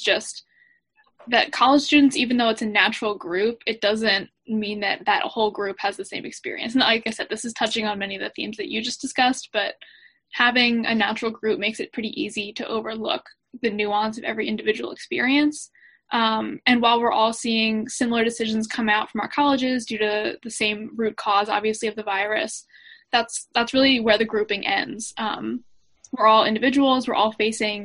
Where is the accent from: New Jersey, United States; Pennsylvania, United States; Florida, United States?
Pennsylvania, United States; Delaware County; also born or lived in Maryland; I'm originally from Delaware County, Pennsylvania, which is outside of Philadelphia